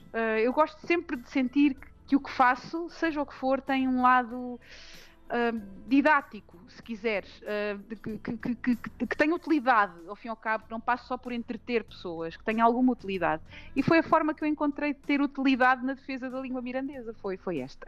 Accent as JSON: {"language": "Portuguese", "town": "Montalvo", "region": "Santarém District", "country": "Portugal", "tie": "born or raised there", "said": "fui uma privilegiada por ter crescido numa aldeia como a aldeia de Montalvo. É a minha terra até hoje"}